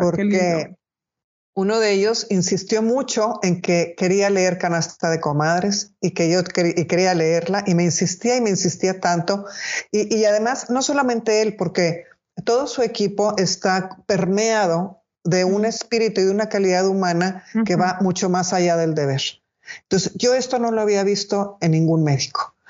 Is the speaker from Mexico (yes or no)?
yes; Monterrey, Nuevo León, Mexico; yo soy de Monterrey